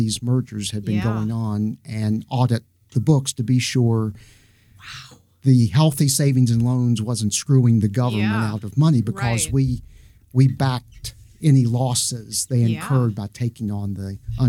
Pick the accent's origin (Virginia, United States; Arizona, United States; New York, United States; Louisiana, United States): Virginia, United States; Roanoke; accent: Southern; moved away as an adult; also born or lived in Charlotte, North Carolina; now in Columbus, United States; Roanoke. Oh, wow. Gorgeous. Born, grew up there, lived there until I was 1985.